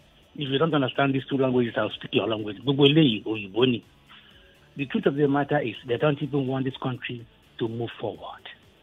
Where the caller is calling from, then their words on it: Okokomaiko, Lagos, Nigeria; So I'm calling from Okukomaiko.